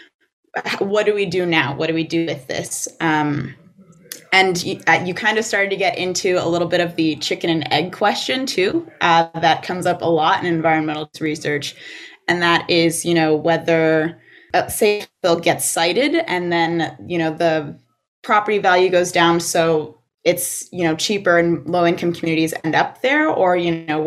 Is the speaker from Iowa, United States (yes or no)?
no; Livingston Manor, New York, United States; I grew up in Sullivan County in Livingston Manor